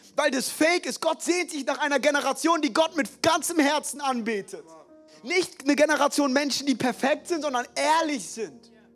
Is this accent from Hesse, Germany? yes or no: yes; Frankfurt, Hesse, Germany; die Schulen in Frankfurt, wo ich groß geworden bin